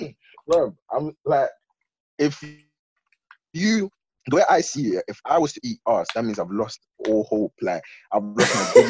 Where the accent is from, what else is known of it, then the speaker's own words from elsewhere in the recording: London, United Kingdom; I grew up in North, innit? And the thing is, yeah, there's, in North, there's four types of people there. Ghanaians, Jamaicans, Somalians, and Turkish people.